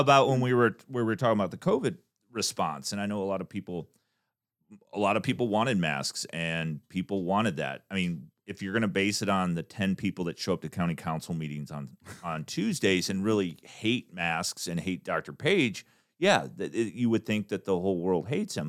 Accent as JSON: {"language": "English", "town": "Davenport", "region": "Iowa", "country": "United States", "tie": "born or raised there", "moved": "yes", "said": "growing up, I'm from Davenport, Iowa"}